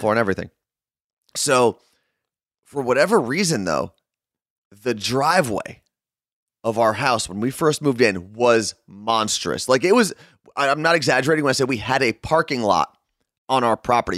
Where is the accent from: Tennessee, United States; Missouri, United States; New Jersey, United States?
New Jersey, United States; Ridgewood; also born or lived in Clifton, New Jersey / Jerusalem (family ancestry); we moved from Clifton to this house in Ridgewood